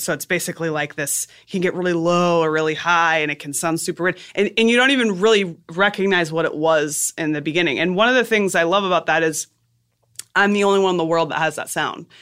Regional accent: South Florida, United States; also born or lived in Boston; South Florida.

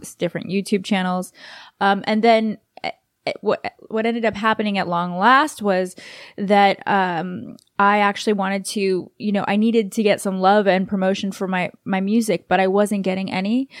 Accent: Los Angeles, California, United States; also born or lived in New York / Texas; I'm from L

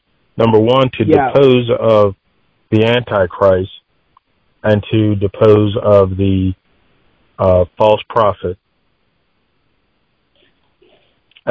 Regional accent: Delaware, United States; I'm from the United States, East Coast, Delaware

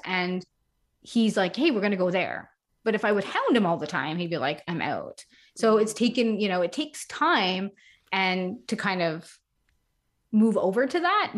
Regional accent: Montreal, Quebec, Canada; moved away as an adult; also born or lived in United States; I am from Montreal, Canada, so we were living in the United States for a couple of years

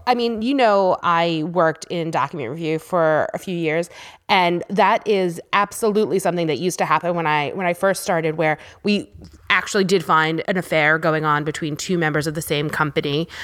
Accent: New York, United States; I grew up in New York, and school always started after Labor Day.

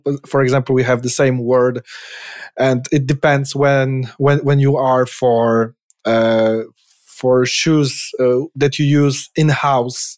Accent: Poland; English is a second language; the small politic hell we have in our Polish space

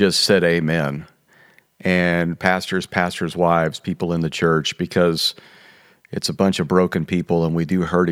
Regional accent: Midwest, United States; moved away; I'm from the Midwest and I saw church done a certain way.

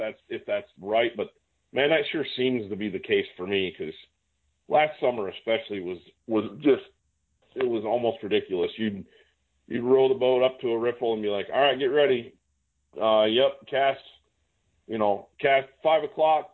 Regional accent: Great Lakes, United States; moved away; I came from the Great Lakes

